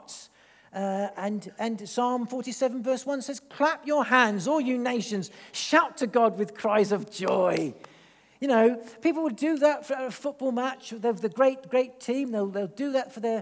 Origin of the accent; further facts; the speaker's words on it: England, United Kingdom; I am half Italian. So I'm sort of expressive a little bit, but then I'm English